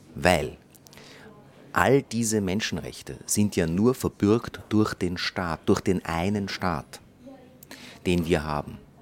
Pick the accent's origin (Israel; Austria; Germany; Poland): Israel; ich bin geboren in Israel